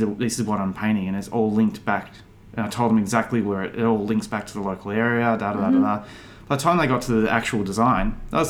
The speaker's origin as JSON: {"language": "English", "town": "Melbourne", "region": "Victoria", "country": "Australia", "said": "I'm an artist from Melbourne."}